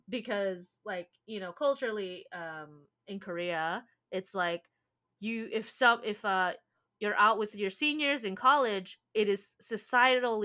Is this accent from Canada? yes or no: no; Philippines; I am Filipino